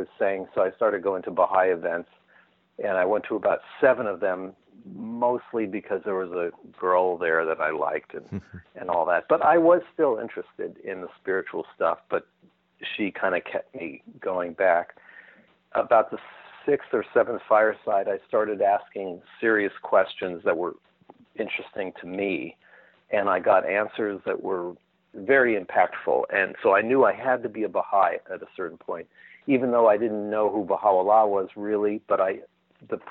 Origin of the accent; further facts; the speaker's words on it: Newport Beach, California, United States; also born or lived in Pacific Palisades, California / Brentwood, California; When I was about eight, we moved to Newport Beach, California, in Orange County